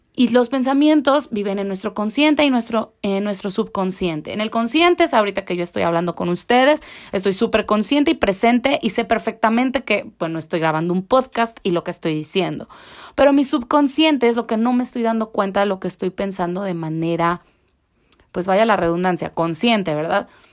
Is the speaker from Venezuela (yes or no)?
no; Mexico